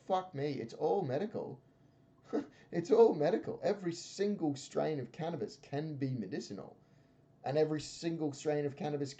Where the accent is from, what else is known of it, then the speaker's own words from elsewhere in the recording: Australia; not just as an Australian.